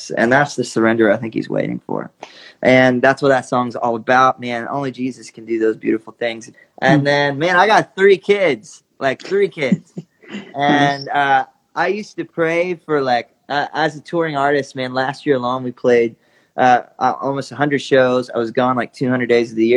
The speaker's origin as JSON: {"language": "English", "region": "Georgia", "country": "United States", "tie": "born or raised there", "said": "an 8-year-old kid growing up in Georgia"}